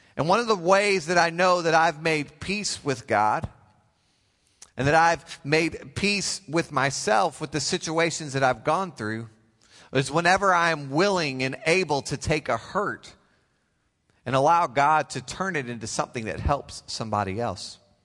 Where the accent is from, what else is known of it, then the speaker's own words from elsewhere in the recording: Oklahoma, United States; I come all the way from the great state of Oklahoma